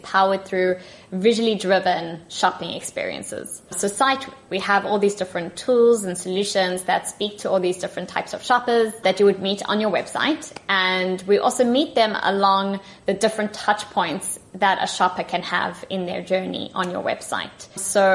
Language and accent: English; South Africa; accent: South African; now in Tel Aviv, Israel; my accent is from South Africa because I'm originally from there. But our main office is in Tel Aviv, so that's where I'm currently based.